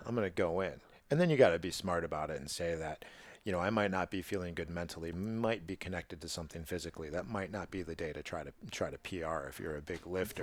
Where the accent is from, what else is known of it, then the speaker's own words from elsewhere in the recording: Midwest, United States; as a Midwesterner